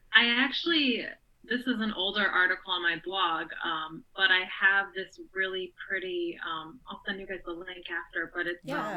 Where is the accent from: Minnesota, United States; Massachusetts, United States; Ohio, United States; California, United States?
Ohio, United States; moved away; I grew up in Ohio